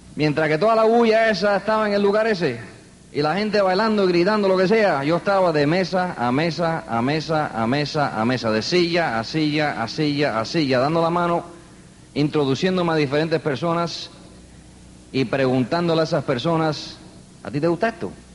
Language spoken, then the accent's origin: Spanish; New York City, New York, United States; also born or lived in Queens, New York; me crié en el Bronx. Yo soy neoyorquino